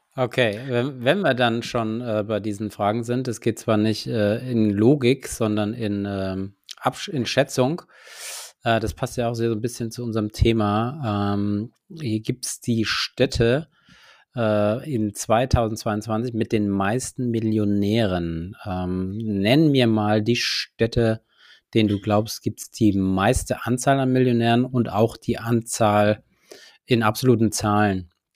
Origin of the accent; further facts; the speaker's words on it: Hesse, Germany; als Hesse